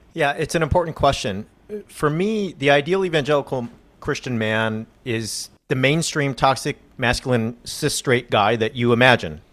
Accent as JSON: {"language": "English", "region": "California", "country": "United States", "said": "I'm a Californian"}